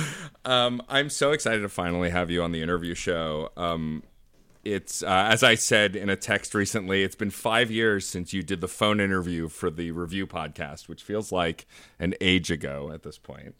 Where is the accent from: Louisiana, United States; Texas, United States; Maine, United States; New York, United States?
New York, United States; New York City; as a New Yorker who works currently in Union Square, but has worked all over Manhattan